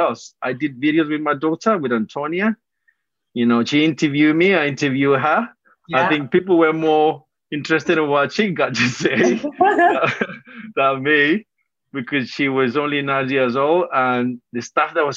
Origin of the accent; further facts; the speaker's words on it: Colombia; moved away; I was born in Colombia myself